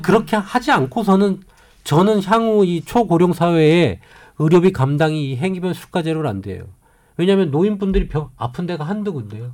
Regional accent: Namhae, South Gyeongsang, South Korea; 저희가 지금 사실 고향이 경상남도 남해거든요

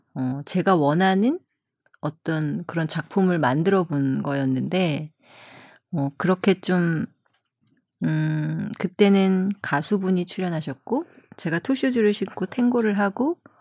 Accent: South Korea; 저도 한국 사람이라

